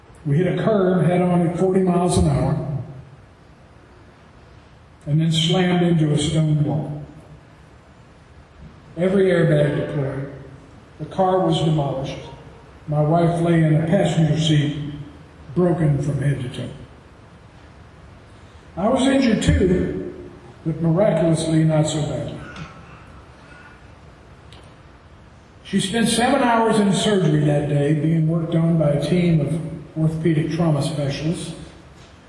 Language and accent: English; Tennessee, United States; if you can't tell from my accent, I'm from Tennessee